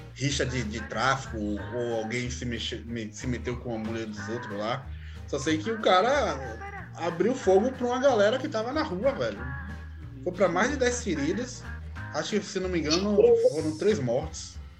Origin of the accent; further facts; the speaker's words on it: Salvador, Bahia, Brazil; eu sou nascido e criado no São Caetano